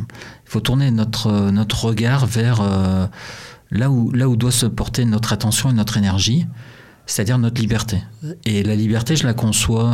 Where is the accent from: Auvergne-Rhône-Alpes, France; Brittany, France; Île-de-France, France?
Brittany, France; accent: Breton; also born or lived in Montreal, Canada; avec mon accent breton